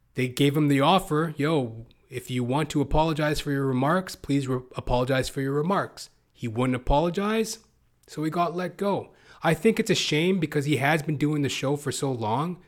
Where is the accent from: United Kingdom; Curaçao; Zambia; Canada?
Canada; also born or lived in Toronto, Canada; As a Canadian, I live in Toronto, Canada